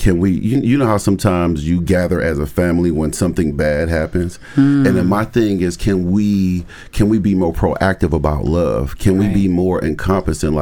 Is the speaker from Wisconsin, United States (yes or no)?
yes; Milwaukee, Wisconsin, United States; moved away as an adult; now in Madison, United States; I grew up in Milwaukee.